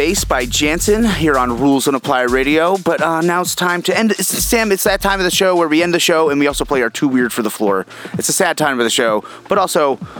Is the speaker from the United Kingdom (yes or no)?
yes; Barrow-in-Furness, North West England, United Kingdom; my hometown, Barrow-in-Furness.